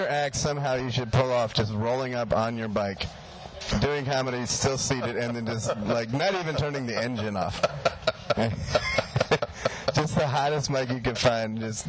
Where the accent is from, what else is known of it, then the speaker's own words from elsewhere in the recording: India; Like, I'm Indian, dude.